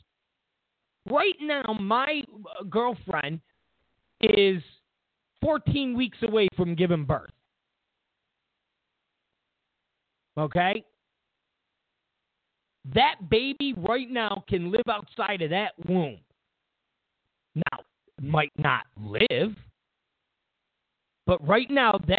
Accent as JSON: {"language": "English", "region": "New York", "country": "United States", "moved": "yes", "lives_now": "California, United States", "said": "I come from New York."}